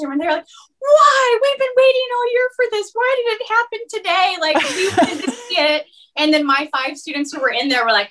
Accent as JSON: {"language": "English", "town": "West Des Moines", "region": "Iowa", "country": "United States", "said": "I'm originally from West Des Moines."}